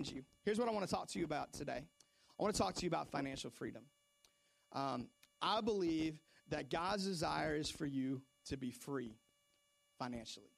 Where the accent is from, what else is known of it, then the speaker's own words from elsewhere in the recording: Seattle, Washington, United States; moved away; also born or lived in North Carolina; I remember growing up in Seattle, I was probably, I don't know, 7, 8 years old